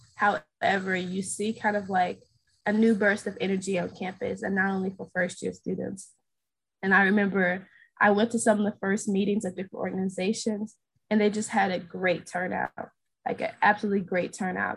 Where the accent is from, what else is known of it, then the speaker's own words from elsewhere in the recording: St. Louis, Missouri, United States; I'm originally from St. Louis, Missouri.